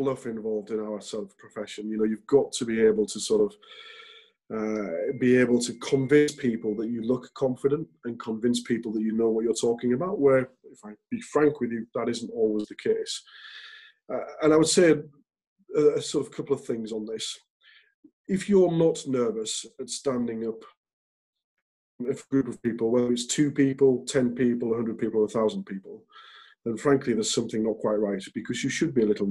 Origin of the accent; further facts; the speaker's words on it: Hull, Yorkshire and the Humber, United Kingdom; moved away; as a kid growing up in Hull and going to state school